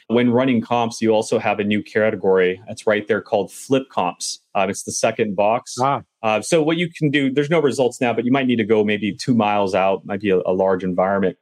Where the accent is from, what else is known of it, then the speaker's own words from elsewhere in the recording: Southern California, United States; I'm from Southern California